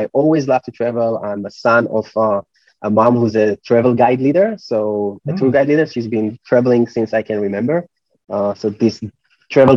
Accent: Israel; moved away as an adult; I come from Israel, startup nation, a lot of people work in tech

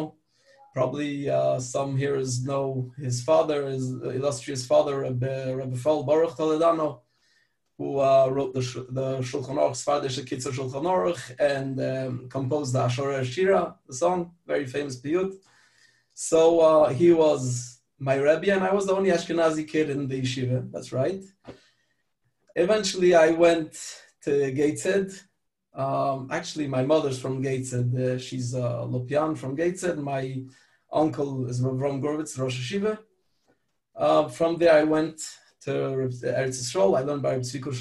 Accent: France; also born or lived in Pittsburgh, Pennsylvania, United States; So since age five, I lived in France. That's where I grew up

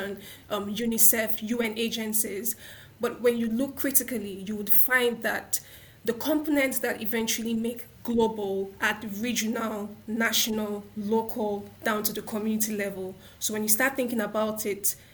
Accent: Nigeria; I'm a Nigerian, I come from Nigeria

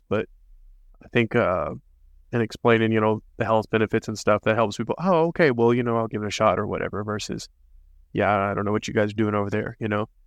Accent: United States

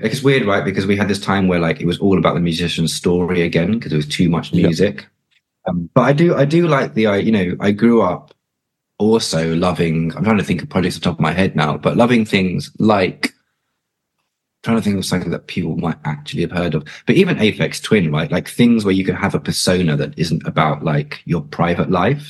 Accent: London, United Kingdom; I'm North London born and born and raised

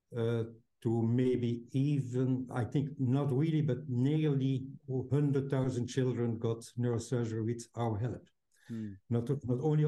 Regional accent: Belgium; home is Belgium, in Europe

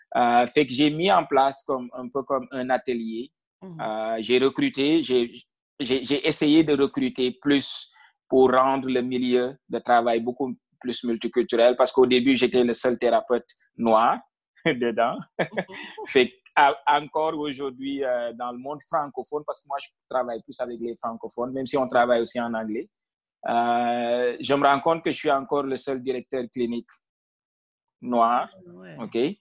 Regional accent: Senegal; moved away as an adult; now in Ontario, Canada; moi, je suis originaire du Sine

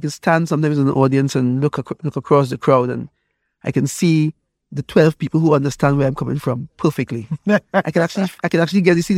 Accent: Trinidad & Tobago; I grew up on in Trinidad, you know, all the different secret societies and so on, which basically started in Nigeria.

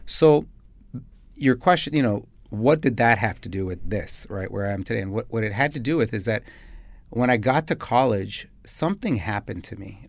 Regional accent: Chicago, Illinois, United States; moved away as an adult; now in Dubai, United Arab Emirates; I'm from Chicago

